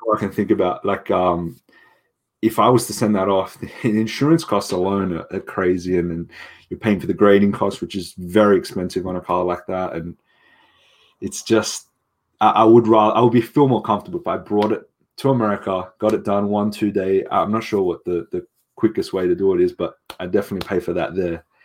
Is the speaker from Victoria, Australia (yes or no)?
no; Sydney, New South Wales, Australia; I'm from Sydney